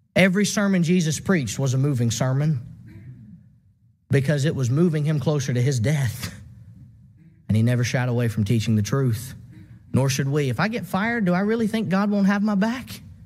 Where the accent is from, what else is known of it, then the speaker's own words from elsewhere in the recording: Southaven, Mississippi, United States; my local congregation growing up in South Haven, Mississippi